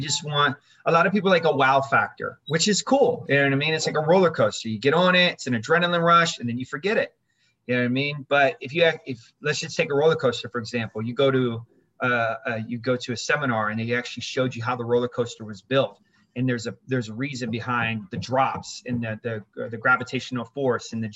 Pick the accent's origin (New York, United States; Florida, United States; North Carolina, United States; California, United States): Florida, United States; Orlando; also born or lived in Germany / Berlin; we moved to Orlando, and then that's where I grew up in Orlando